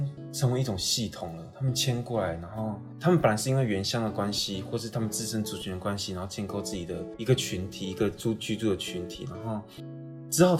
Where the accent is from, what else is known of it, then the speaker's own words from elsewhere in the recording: Wanrong, Hualien County, Taiwan; 我是花莲的万荣乡架干部落。